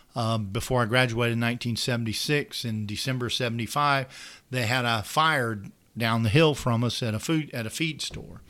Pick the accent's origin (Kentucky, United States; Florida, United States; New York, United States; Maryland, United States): Florida, United States; St. Joseph; I grew up in Saint Joe. I grew up on a little dirt road, the end of Goody Road.